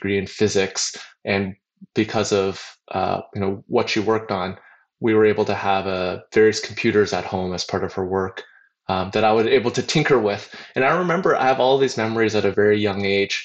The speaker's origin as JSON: {"language": "English", "town": "Hamilton", "region": "Ontario", "country": "Canada", "tie": "born or raised there", "moved": "yes", "lives_now": "Silicon Valley, United States", "said": "I grew up in near Toronto in Canada, in a little steel town called Hamilton"}